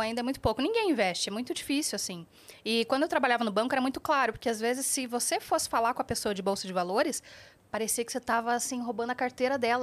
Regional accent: Curitiba, Paraná, Brazil; eu sou de Curitiba

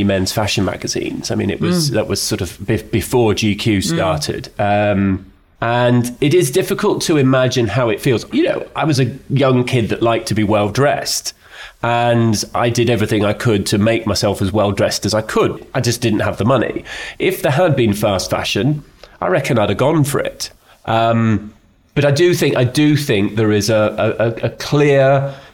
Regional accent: Edinburgh, Scotland, United Kingdom; I was brought up in Edinburgh by Scottish parents who valued things

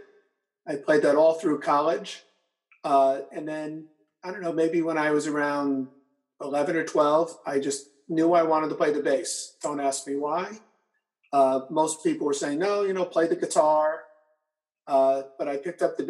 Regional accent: Port Chester, New York, United States; I grew up in Portchester and I still live in Portchester

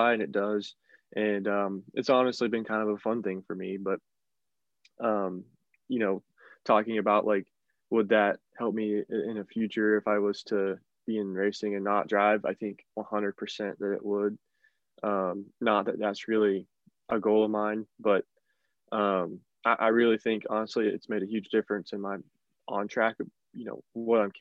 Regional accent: Northern West Virginia, United States; I'm from Northern West Virginia, which is, not a lot of racing around there. There's some dirt racing, but there's really no asphalt racing, never has been. But really how I got into racing was, growing up in West Virginia

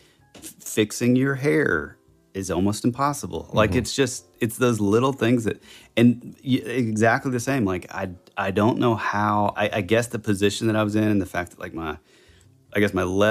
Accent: the South, United States; we are rednecks from the South

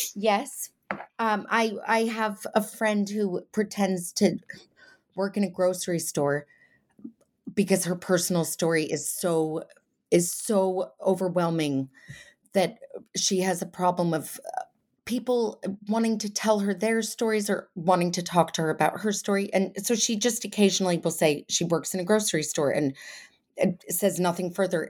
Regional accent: Connecticut, United States; now in England; I grew up in Connecticut, and now I live in England

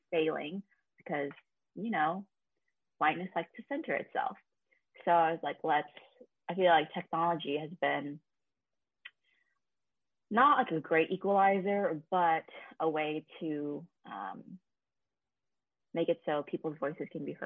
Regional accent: California, United States; also born or lived in South Korea; I was born in South Korea and then adopted when I was 9 months old. Grew up in California

